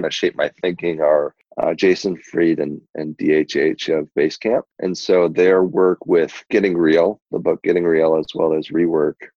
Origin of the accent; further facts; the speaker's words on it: Burlington, Wisconsin, United States; also born or lived in Seoul, South Korea; So I was brought over here 3 months old and raised here in Burlington, which is actually where I currently reside